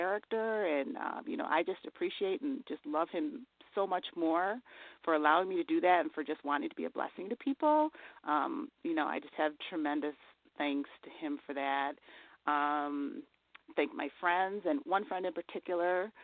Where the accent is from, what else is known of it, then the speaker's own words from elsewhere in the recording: Elmira, New York, United States; my hometown, which is Elmira, New York